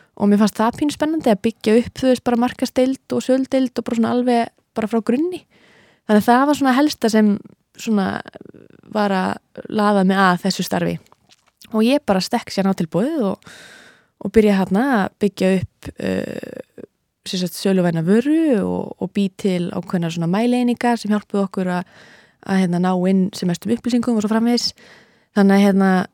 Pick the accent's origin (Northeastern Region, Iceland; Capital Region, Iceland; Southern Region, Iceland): Northeastern Region, Iceland; Akureyri; moved away as an adult; also born or lived in Manhattan, New York; now in Brooklyn, United States; ég hef ólst upp í einbilshúsi á Akureyri